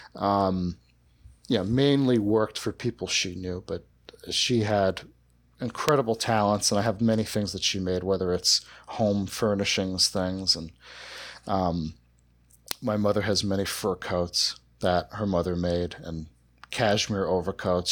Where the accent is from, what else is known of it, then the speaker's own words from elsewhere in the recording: South Shore of Long Island, New York, United States; I grew up in, in the South Shore of Long Island